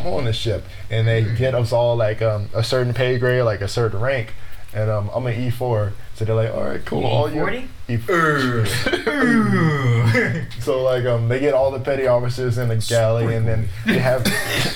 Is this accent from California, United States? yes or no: yes; Los Angeles, California, United States; I grew up in Los Angeles, California